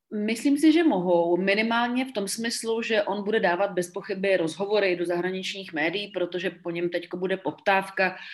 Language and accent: Czech; Czechia